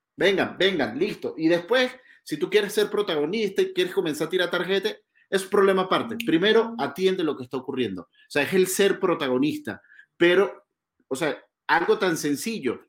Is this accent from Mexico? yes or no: no; Venezuela; nuestra selección, la Vinotinto